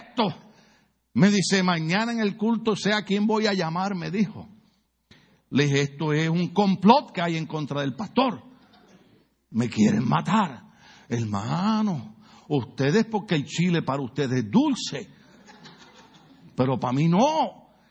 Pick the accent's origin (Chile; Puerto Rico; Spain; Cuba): Puerto Rico; now in United States; Yo que soy puertorriqueño